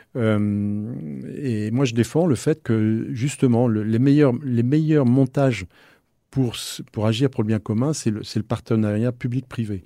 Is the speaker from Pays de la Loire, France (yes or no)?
yes; Nantes, Pays de la Loire, France; je suis de Nantes